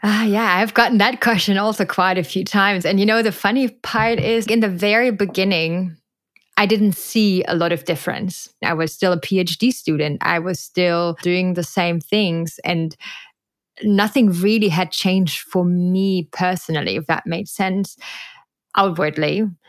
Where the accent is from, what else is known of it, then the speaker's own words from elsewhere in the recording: Germany; moved away as an adult; now in Costa Rica; I am not only from Germany, I was literally growing up in a very industrial area and super landlocked